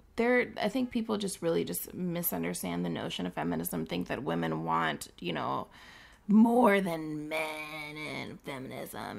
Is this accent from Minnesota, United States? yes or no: yes; Saint Paul, Minnesota, United States; born and raised in Saint Paul, living now in Minneapolis